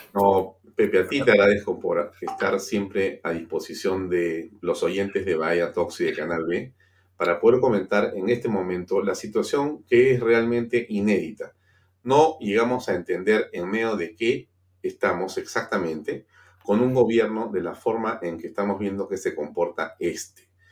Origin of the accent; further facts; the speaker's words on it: Peru; Aquí estamos siendo víctimas los peruanos